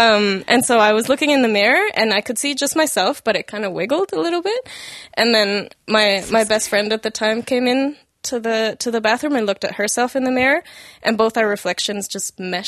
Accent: Mexico; I grew up in Mexico.

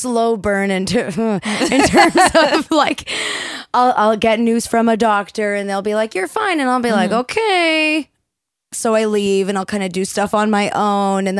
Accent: Burnaby, British Columbia, Canada; born or raised there

